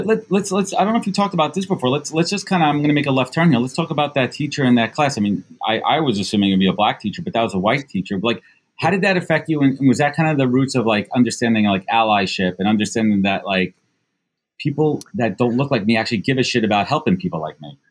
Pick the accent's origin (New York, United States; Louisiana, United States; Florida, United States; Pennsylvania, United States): New York, United States; New York City; I grew up in Brooklyn